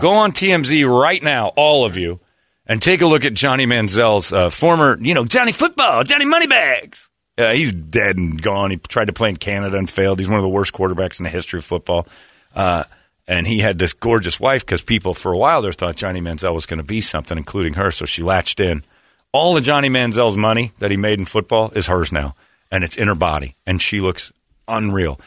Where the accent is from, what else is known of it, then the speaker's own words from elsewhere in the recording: Indiana, United States; moved away; I'm from Indiana.